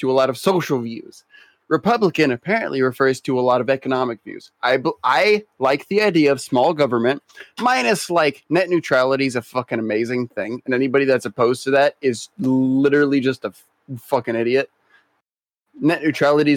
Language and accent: English; Nebraska, United States; moved away as an adult